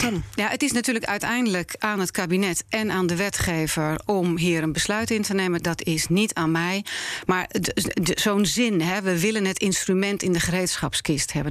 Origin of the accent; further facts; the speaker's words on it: Netherlands; ik ben een Nederlander. Ik ben hier geboren en eh, opgegroeid.